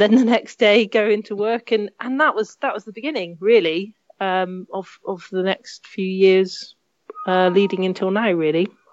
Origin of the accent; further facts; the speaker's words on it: Cornwall, South West England, United Kingdom; I grew up in Cornwall